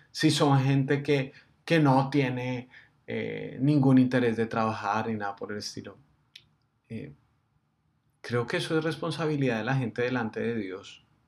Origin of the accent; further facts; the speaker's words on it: Colombia; nosotros somos los colombianos, nosotros somos los que estamos en este país